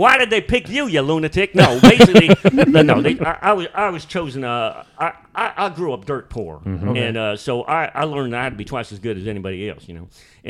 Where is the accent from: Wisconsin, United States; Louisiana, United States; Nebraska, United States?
Louisiana, United States; accent: Cajun; moved away; I'm from the backwaters of Louisiana.